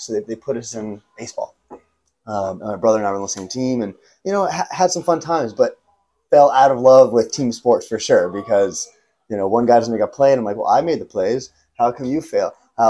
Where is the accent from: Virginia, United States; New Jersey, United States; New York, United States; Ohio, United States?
Virginia, United States; born or raised there; also born or lived in Savannah, Georgia